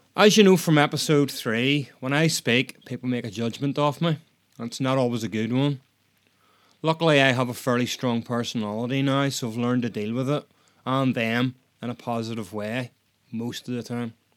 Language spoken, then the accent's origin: English; Northern Ireland, United Kingdom; I'm Northern Irish